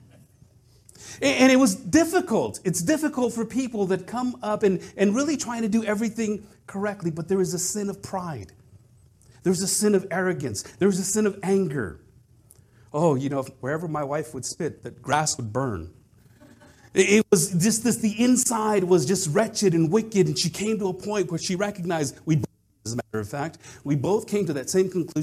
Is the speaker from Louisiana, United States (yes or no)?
no; Madera, California, United States; moved away as an adult; my hometown of Madera, which is up by Fresno